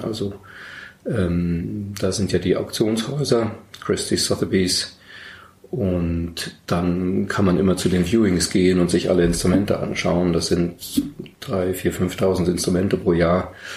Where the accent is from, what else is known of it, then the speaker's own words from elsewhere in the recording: Berlin, Germany; moved away as an adult; now in Munich, Germany; Berlin 1990 öffnete sich zwar gerade, das ist meine Heimatstadt